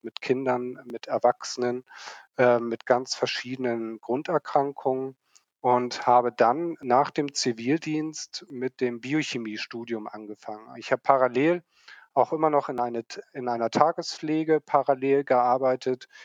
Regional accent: Hamburg, Germany; ich selbst bin waschechter Hamburger, sagt man dazu. Bin in Hamburg aufgewachsen, groß geworden, bin hier zur Schule gegangen

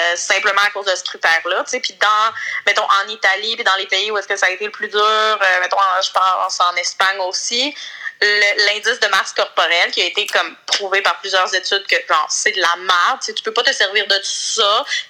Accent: Quebec, Canada; accent: Lac-Saint-Jean francophone accent; j'ai quand même mon bel accent euh, francophone pour l'accent Saint-Jean

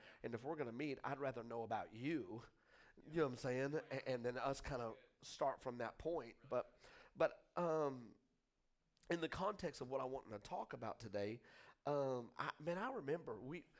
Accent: Texas, United States; now in Hot Springs, United States; I'm full Arkansas now. So I just need y'all to know I'm not, like, slamming. I'm just saying that I was from Texas.

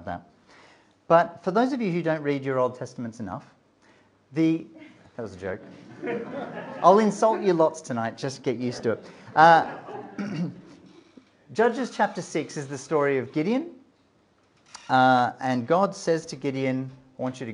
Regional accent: Australia; also born or lived in Melbourne / Durham; I'm an Australian

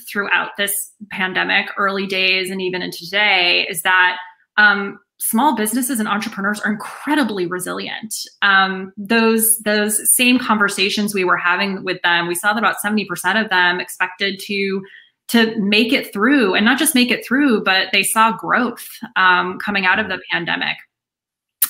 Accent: Boston, Massachusetts, United States; I'm from the Boston area

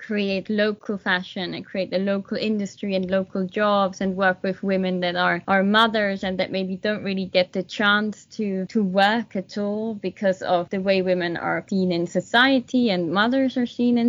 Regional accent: Switzerland; moved away as an adult; also born or lived in London; I'm originally from Switzerland.

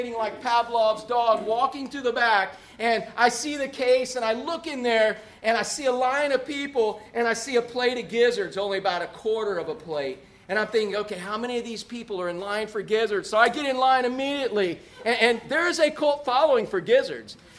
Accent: Orlando, Florida, United States; growing up in Orlando

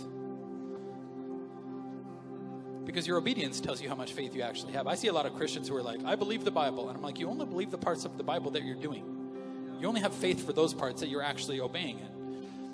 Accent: Canada; as a Canadian

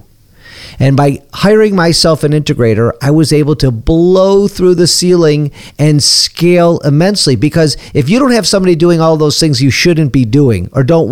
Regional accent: Detroit, Michigan, United States; I'm from Detroit

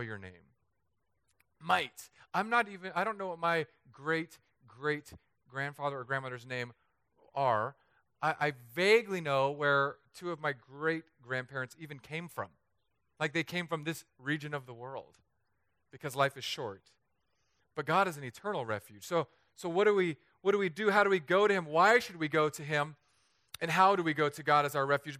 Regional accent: Southern California, United States; moved away as an adult; also born or lived in San Diego / Los Angeles; now in Florida, United States; an area near my hometown is just up in flames

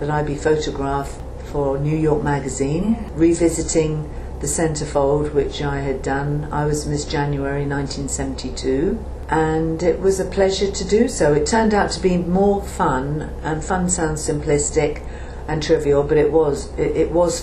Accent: Portsmouth, South East England, United Kingdom; moved away as an adult; I was born in Portsmouth in the house that I was living in with my mother and father in Cassassin Street in Portsmouth

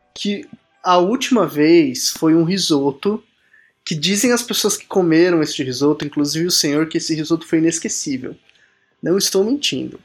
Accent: Brazil; como bom brasileiro que sou

